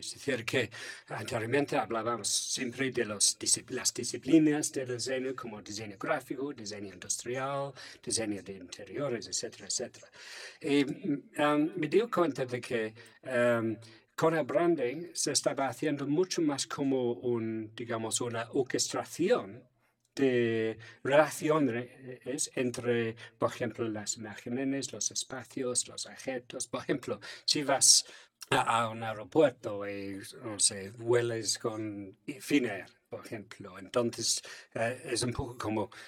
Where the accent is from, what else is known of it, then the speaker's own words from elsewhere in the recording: England, United Kingdom; Spanish is a second language; now in Finland; soy inglés.